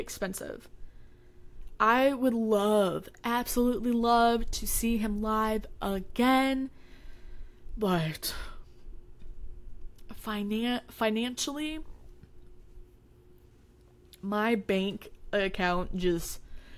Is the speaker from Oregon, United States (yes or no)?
no; Texas, United States; I'm from Texas